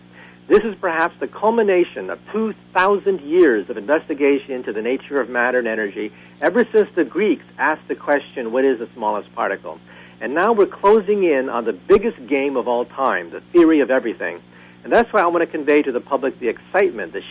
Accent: Bay Area, California, United States; when I was growing up in the Bay Area as a child

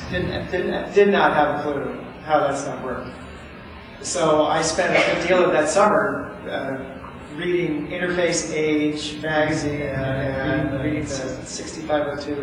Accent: Pelham, New York, United States; moved away; I grew up in Pelham, New York

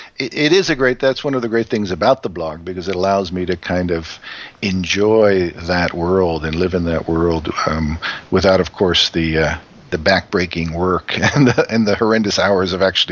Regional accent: New York, United States; moved away as an adult; as you know. … And I am from New York originally. I was born in New York City, actually, but lived in the suburban part of New York for most of my childhood.

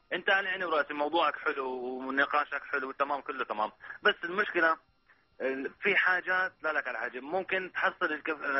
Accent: Syria; now in Saudi Arabia; انا سوري اول حاجه ماني سعودي

